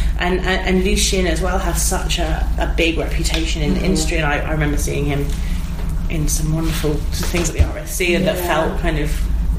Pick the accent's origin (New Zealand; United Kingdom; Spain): United Kingdom; England; accent: Midlands; I'm from the Midlands.